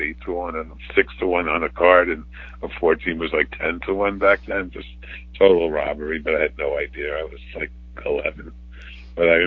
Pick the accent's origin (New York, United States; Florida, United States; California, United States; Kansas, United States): New York, United States; New York City; So I never left the borough.